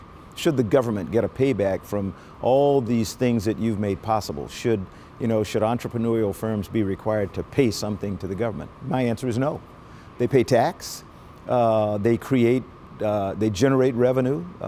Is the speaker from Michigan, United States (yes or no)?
no; Columbia, South Carolina, United States; when I grew up in Columbia, South Carolina